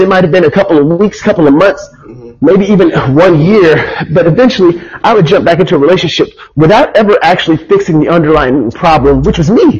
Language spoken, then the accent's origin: English; United States; growing up as an American teenager